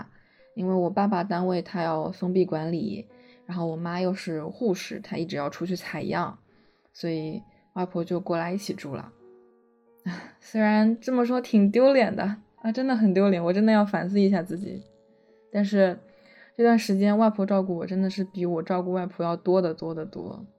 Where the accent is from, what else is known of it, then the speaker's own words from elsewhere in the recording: Shanghai, China; 我是一个上海人，并且是从来没有离开过的上海人